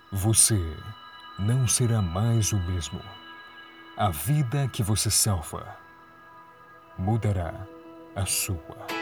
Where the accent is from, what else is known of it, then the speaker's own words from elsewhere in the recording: São Paulo, Brazil; eu sou advogada, sou de São Paulo